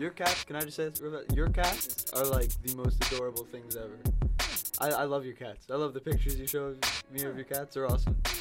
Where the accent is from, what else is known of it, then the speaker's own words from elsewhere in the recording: Newburgh, New York, United States; now in Albany, United States; I'm from Newburgh